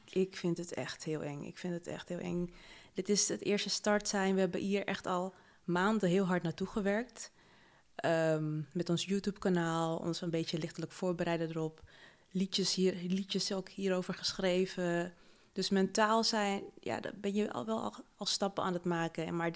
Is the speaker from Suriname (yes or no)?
yes; Paramaribo, Paramaribo District, Suriname; born there; Ik ben in 1987 geboren in Paramaribo, Suriname.